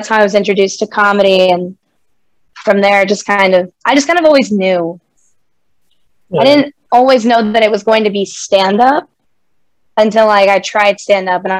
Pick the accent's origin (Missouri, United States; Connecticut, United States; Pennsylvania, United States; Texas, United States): Texas, United States; Houston; also born or lived in Los Angeles, California; I was born in Los Angeles, California. But we moved to Houston when I was still pretty young. I love growing up in Houston